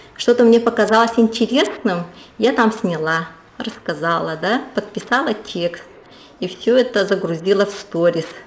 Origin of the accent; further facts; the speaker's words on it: Yakutia, Sakha Republic, Russia; now in Saint Petersburg, Russia; я на самом-то деле хочу вернуться в Якутию. К, жить рядом со своими родными и у себя на родине